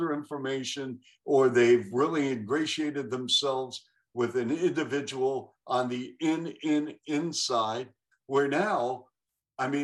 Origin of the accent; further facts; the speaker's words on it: Seattle, Washington, United States; as a kid growing up in Seattle